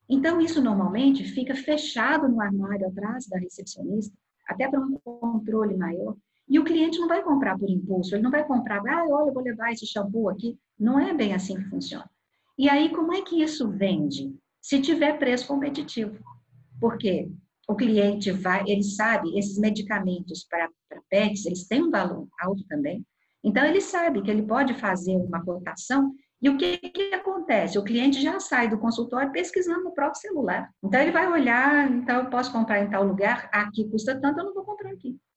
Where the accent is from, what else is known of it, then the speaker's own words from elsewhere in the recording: São Paulo, Brazil; now in Rio de Janeiro, Brazil; eu sou de São Paulo e moro no Rio de Janeiro.